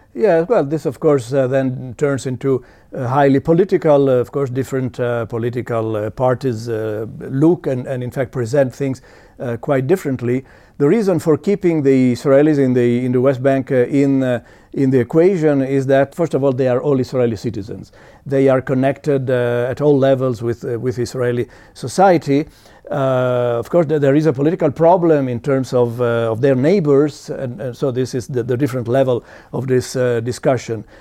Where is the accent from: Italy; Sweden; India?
Italy; I was born in Italy.